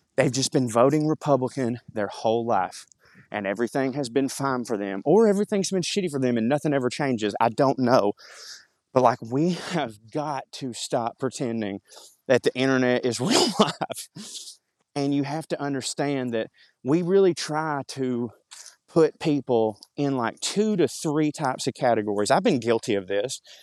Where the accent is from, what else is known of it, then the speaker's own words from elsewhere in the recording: Marjorie Taylor Greene's district, Georgia, United States; around here in my hometown